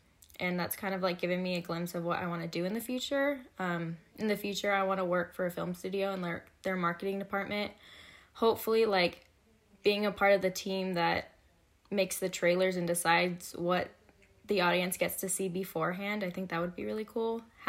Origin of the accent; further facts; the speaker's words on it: Gilbert, Arizona, United States; I'm a junior studying finance and marketing and minoring in Spanish. I'm originally from Gilbert, Arizona. That's where I am right now.